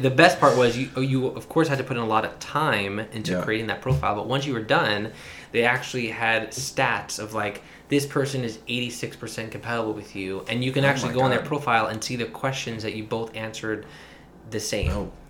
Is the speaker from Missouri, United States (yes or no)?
no; New York City, New York, United States; also born or lived in Manhattan; I am from Brooklyn, New York, born and raised. I now live in Manhattan.